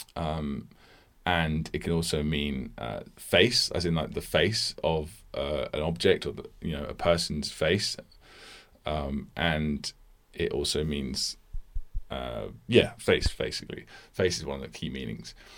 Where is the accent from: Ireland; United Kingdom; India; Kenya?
United Kingdom; I'm a British person.